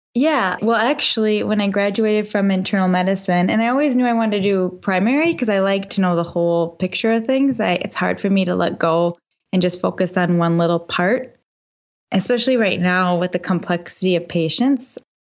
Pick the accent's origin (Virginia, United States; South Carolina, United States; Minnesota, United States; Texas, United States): Minnesota, United States; I'm from Minnesota.